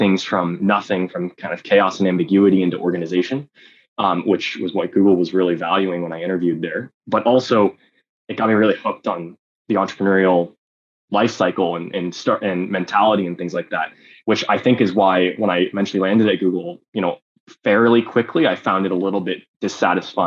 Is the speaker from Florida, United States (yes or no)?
no; South Bay Area, California, United States; I grew up in the Bay Area, in the South Bay Area